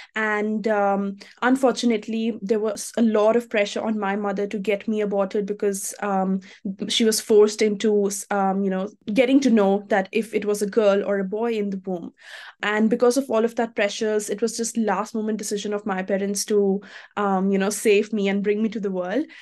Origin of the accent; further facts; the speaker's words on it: India; moved away as an adult; now in Australia; I'm from India